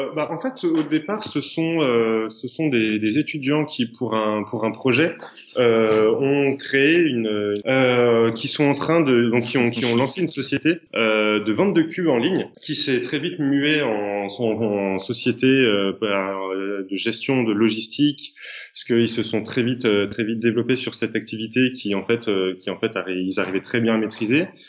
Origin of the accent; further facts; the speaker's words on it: Paris, Île-de-France, France; je suis un petit Parisien